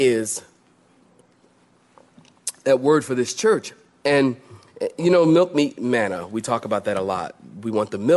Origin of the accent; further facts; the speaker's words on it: Philadelphia, Pennsylvania, United States; I grew up in that world. I'm from Philadelphia